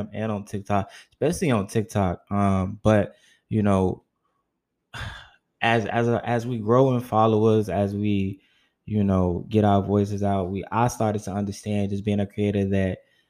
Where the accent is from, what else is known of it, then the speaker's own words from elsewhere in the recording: Chicago, Illinois, United States; I'm actually from Chicago. Yeah, I'm considered a northern southern city boy